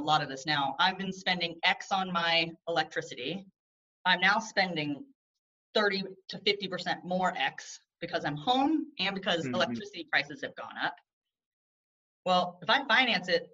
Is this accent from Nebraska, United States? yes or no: no; Houston, Texas, United States; moved away as an adult; also born or lived in New York; I'm a native Houstonian